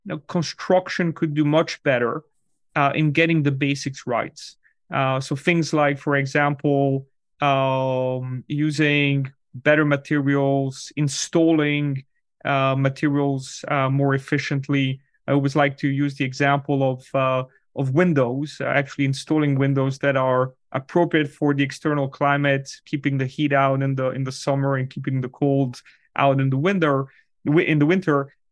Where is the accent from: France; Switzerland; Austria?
Switzerland; moved away as an adult; now in United States; I'm originally from Switzerland, where these topics are actually very topical. And when I moved to the US about 15 years ago, I was looking for a residence for my family.